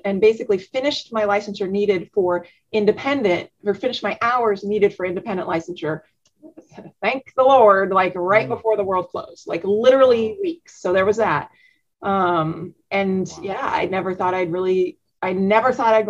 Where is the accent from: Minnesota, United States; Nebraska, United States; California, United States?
Nebraska, United States; Omaha; growing up in Omaha